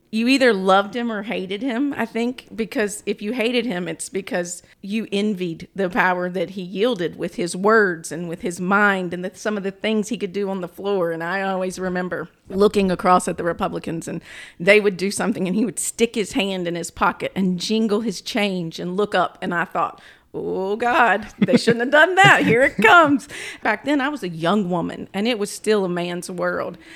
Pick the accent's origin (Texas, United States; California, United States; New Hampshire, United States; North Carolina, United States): North Carolina, United States; Greensboro; accent: country accent; also born or lived in Hamlet, North Carolina / Raleigh, North Carolina; I am from Greensboro. I grew up there until I went to college at N C State